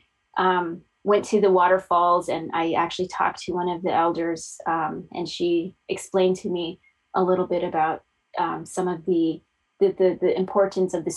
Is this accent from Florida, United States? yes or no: no; Fort Defiance, Arizona, United States; also born or lived in northwestern New Mexico; I grew up in Fort Defiance, which is right on the state line of Arizona and New Mexico